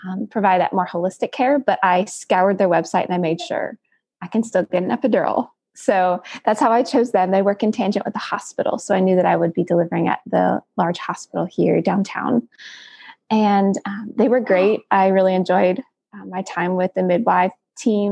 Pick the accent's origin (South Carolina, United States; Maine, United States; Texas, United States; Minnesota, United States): South Carolina, United States; Greenville; I'm from Greenville, South Carolina